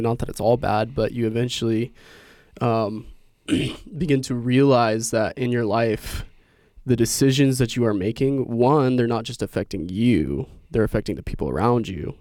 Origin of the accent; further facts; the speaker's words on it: Indiana, United States; I was born and raised in Indiana